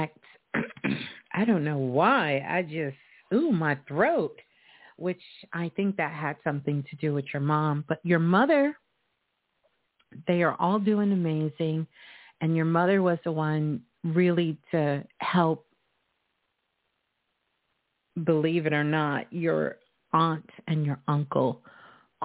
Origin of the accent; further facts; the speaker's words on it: New York City, New York, United States; my hometown, Brooklyn